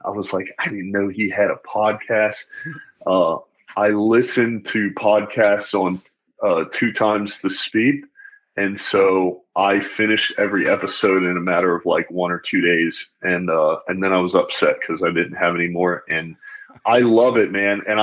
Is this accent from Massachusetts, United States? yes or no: no; North Carolina, United States; moved away as an adult; also born or lived in Pennsylvania / Germany; grew up in North Carolina, raised in a pretty typical family